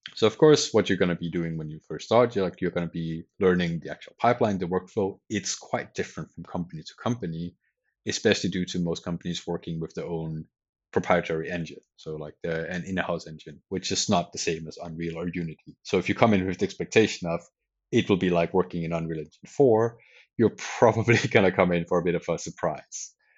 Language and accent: English; Denmark; moved away as an adult; also born or lived in Sweden; I'm from Denmark originally